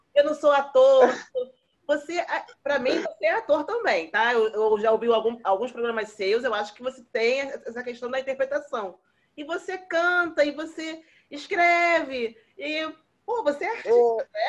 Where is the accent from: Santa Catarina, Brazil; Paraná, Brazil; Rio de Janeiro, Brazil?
Rio de Janeiro, Brazil; moved away; Eu sou cria de Acari. Eu morei na Fazenda Botafogo.